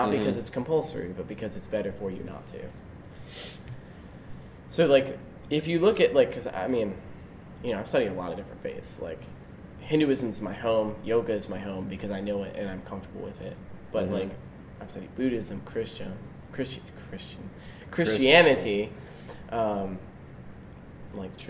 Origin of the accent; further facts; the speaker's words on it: Richmond, Virginia, United States; I was born in Virginia, specifically Richmond, Virginia, on June 30th, 1995